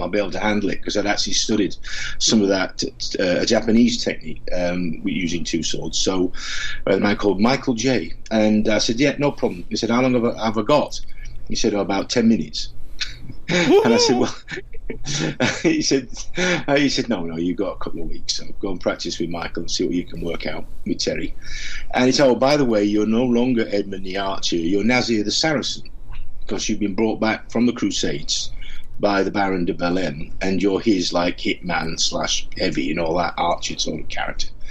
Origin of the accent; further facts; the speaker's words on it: Doncaster, Yorkshire and the Humber, United Kingdom; where I come from in Yorkshire, I was born in Doncaster